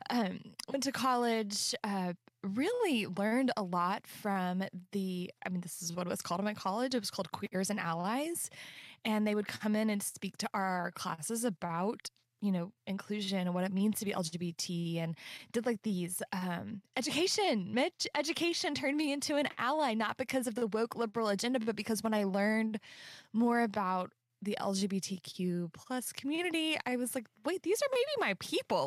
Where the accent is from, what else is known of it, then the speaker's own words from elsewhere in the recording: Central Texas, United States; moved away; I grew up in Central Texas